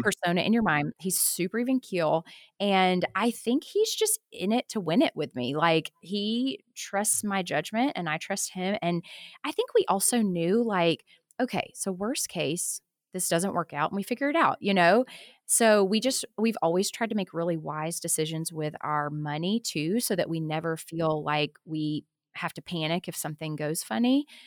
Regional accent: Tuscaloosa, Alabama, United States; moved away as an adult; also born or lived in Tucson, Arizona; I grew up in Tuscaloosa, Alabama, but I went to college out in Tucson, Arizona

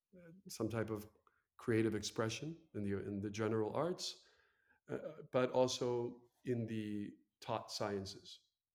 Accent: United States; now in San Jose, Costa Rica; And well, I am American. I consider myself American, obviously

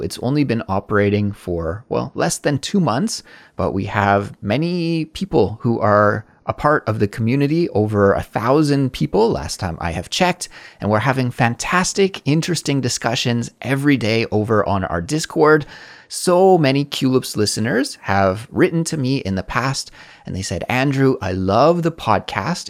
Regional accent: Canada; now in South Korea; as a Canadian person living abroad in South Korea

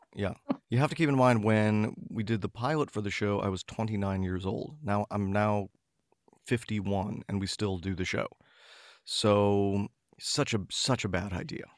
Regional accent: Oak Park, Illinois, United States; when I was growing up in the Chicago suburbs

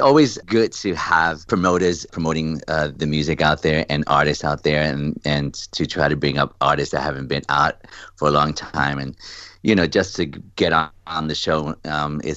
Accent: New York City, New York, United States; a little boy from the Bronx

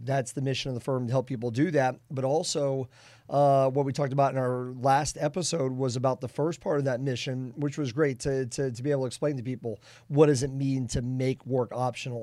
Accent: Boston, Massachusetts, United States; now in Kansas City, United States; I'm from the Boston area.

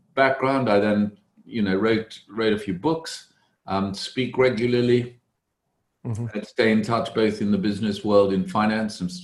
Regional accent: South Africa; moved away as an adult; also born or lived in Cambridge, England; now in London, United Kingdom; I was born in South Africa, came to study in England, Cambridge University

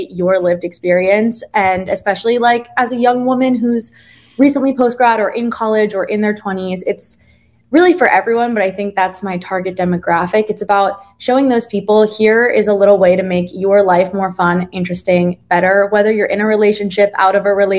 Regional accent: Jersey Shore, New Jersey, United States; now in New York, United States; I'm originally from the Jersey Shore, as you said, and the accent was good

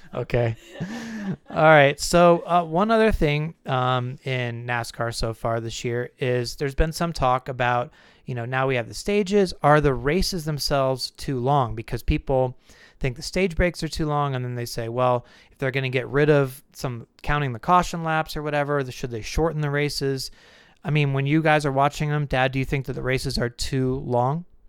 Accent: California, United States; growing up in California

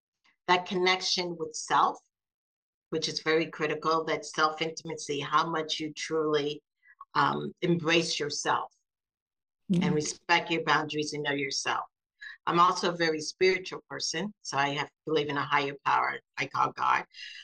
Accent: South Carolina, United States; also born or lived in Seattle, Washington; now in Florida, United States; Grew up mostly in the South and South Carolina, but Florida is what I call home.

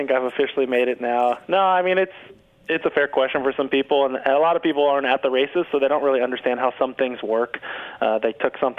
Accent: Florida, United States; we were close friends growing up in Florida.

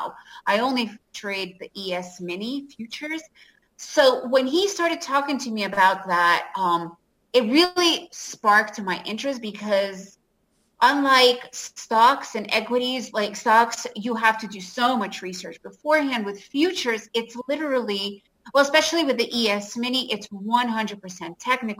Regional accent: New York City, New York, United States; I grew up in New York City and lived in that area

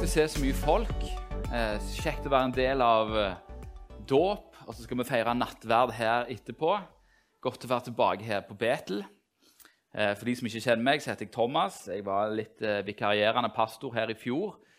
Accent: Norway; de som er oppvokst i Norge, i hvert fall sånne som meg

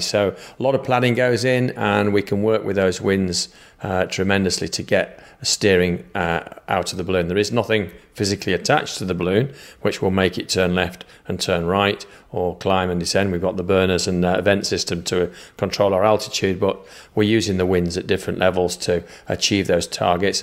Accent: Manchester, North West England, United Kingdom; accent: Manchester; this accent is Manchester accent from the U K, so Northern England is where this accent's from

